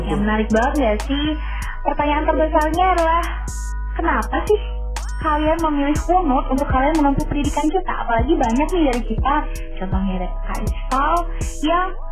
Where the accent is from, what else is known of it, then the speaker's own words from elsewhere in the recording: Bali, Indonesia; kita orang Bali